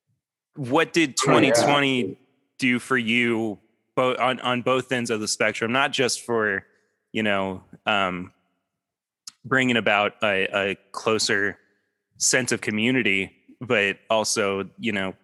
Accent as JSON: {"language": "English", "town": "Lexington", "region": "Kentucky", "country": "United States", "tie": "born or raised there", "said": "I'm from Kentucky. I was born in Lexington. I'm still here pretty much"}